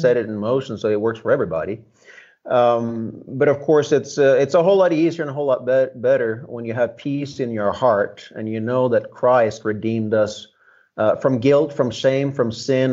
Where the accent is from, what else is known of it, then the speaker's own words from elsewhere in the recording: Norway; now in United States; I grew up under socialism in Northern Europe. Um, came to America.